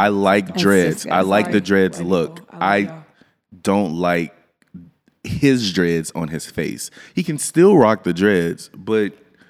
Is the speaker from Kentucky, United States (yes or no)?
no; Louisiana, United States; Like, I'm from Louisiana.